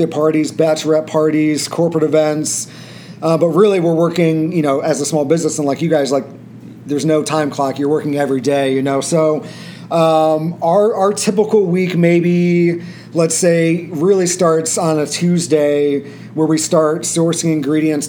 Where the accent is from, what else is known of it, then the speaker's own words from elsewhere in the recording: Peoria, Illinois, United States; moved away as an adult; now in Chicago, United States; we're from Peoria, Illinois originally. We met in driver's ed at age 15